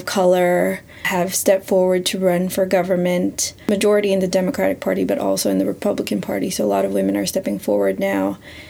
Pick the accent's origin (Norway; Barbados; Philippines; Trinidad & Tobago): Philippines; also born or lived in Canada; growing up in Canada and growing up in the Philippines